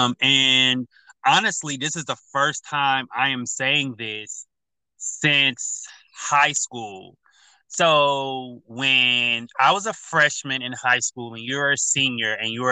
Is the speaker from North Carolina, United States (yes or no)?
yes; North Carolina, United States; now in Los Angeles, United States; I'm from North Carolina originally